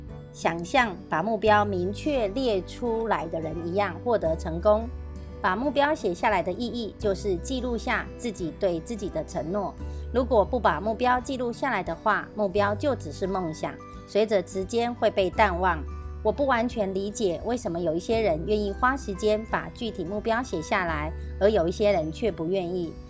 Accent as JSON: {"language": "Chinese", "region": "Miaoli County", "country": "Taiwan", "said": "今天为大家导读的主题是"}